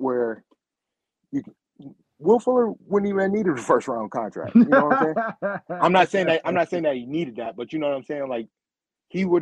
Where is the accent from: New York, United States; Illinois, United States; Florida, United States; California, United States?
New York, United States; Rochester; I am from Rochester, New York. I'm in Rochester, New York